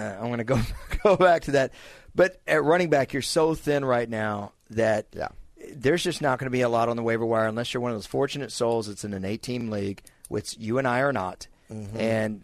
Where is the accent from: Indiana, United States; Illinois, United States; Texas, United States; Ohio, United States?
Texas, United States; Dallas; We never get anyone calling from my home city, and I'm excited.